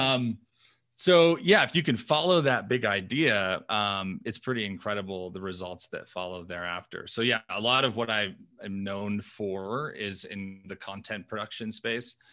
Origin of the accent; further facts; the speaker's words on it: New York, United States; I grew up in New York, uh, Italian family